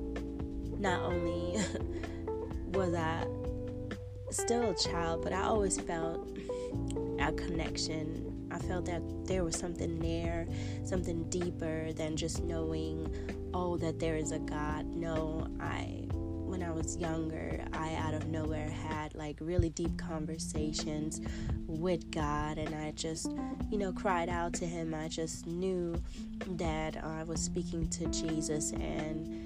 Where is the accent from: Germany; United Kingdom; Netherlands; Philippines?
Germany; eastern Germany; I was born in Germany